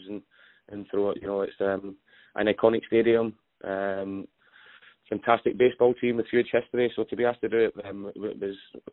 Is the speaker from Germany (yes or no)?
no; Scotland, United Kingdom; I'm a Scotsman